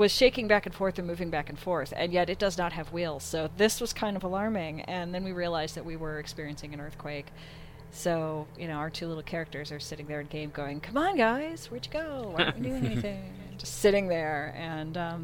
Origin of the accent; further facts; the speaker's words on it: the Midwest near Chicago, United States; now in California, United States; I grew up in the Midwest near Chicago.